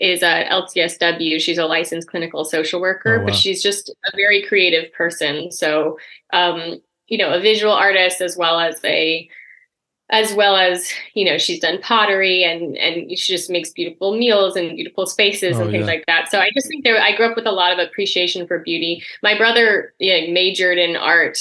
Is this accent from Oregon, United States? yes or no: yes; Eugene, Oregon, United States; moved away as an adult; also born or lived in Chicago; I grew up in Oregon